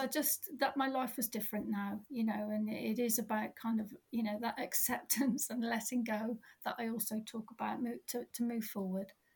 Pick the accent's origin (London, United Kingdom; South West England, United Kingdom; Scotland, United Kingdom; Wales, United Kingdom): South West England, United Kingdom; Cornwall; also born or lived in Dorset; now in Cornwall, United Kingdom; I'm Cornish, and moved away and came back